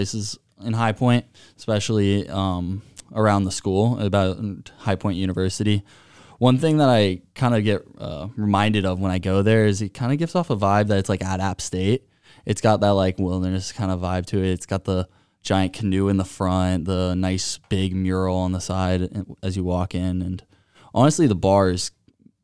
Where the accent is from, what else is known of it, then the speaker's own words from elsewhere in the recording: Melbourne, Florida, United States; I am from Melbourne, Florida.